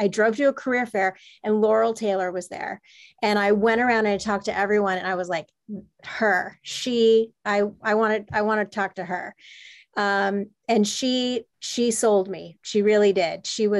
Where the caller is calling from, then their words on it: London, United Kingdom; also born or lived in San Francisco, United States; Yes, I'm dialing in from London. I moved here from San Francisco after 15 amazing years in San Francisco about a year ago to start my family